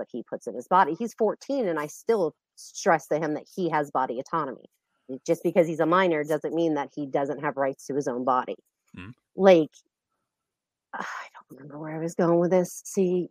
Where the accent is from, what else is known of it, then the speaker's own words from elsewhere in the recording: Space Coast of Florida, United States; I'm actually from the Space Coast of Florida